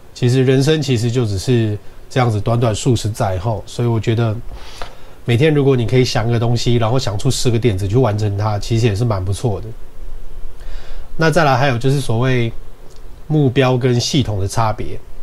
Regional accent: Taiwan; 我们台湾人的习惯

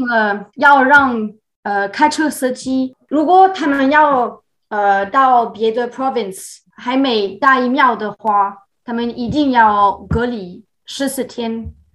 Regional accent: France; first language French; Chinese is a second language; moved away as an adult; also born or lived in China / Taiwan; now in Montreal, Canada; 我出生的地方就是比较小的农村

